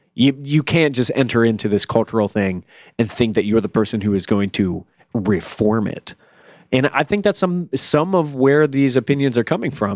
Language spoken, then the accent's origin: English; Virginia, United States; I'm from Virginia, where there ain't shit